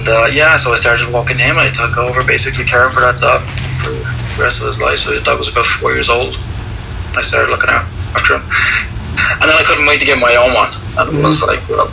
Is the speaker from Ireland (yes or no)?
yes; Dublin, Leinster, Ireland; I'm from Dublin, Ireland